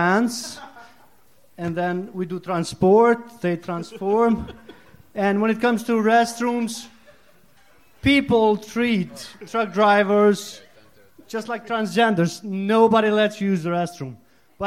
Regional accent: Kosovo; English is a second language; now in United States; I'm from Kosovo. I'm Albanian from Kosovo

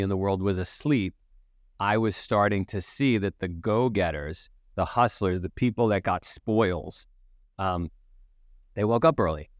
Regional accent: New York City, New York, United States; I grew up in Queens

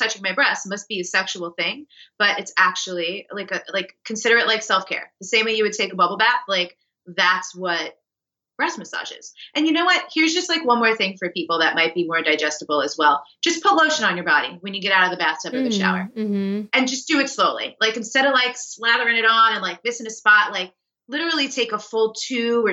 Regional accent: New York, United States; I'm a New Yorker, like, I'm a fast paced East Coast type of person.

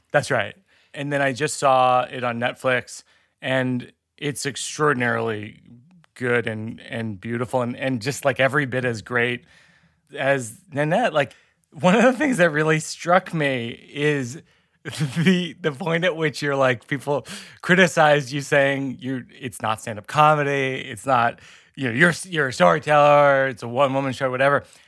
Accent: Boston, Massachusetts, United States; It's my hometown beer.

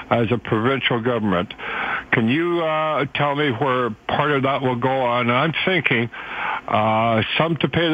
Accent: Edmonton, Alberta, Canada; as a resident of this province, born and raised in Edmonton

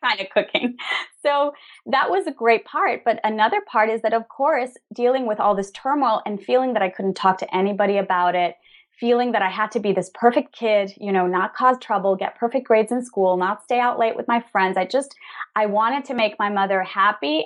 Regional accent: Venezuela; also born or lived in New York / Spain; now in Madrid, Spain; We're originally from Venezuela, both of us

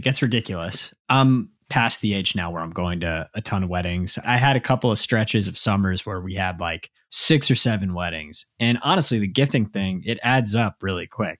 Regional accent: Dallas, Texas, United States; now in Massachusetts, United States; I grew up in Dallas

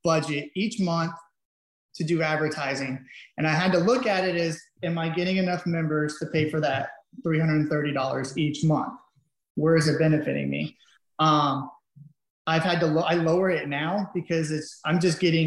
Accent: Avon Park, Florida, United States; I'm from Avon Park

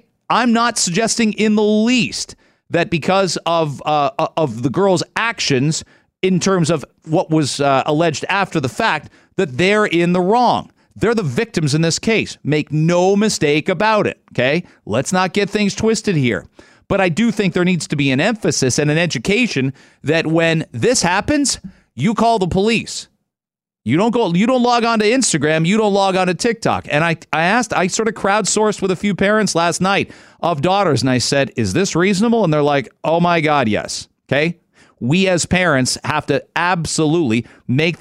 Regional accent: London, Ontario, Canada; That's my school. That's my hometown

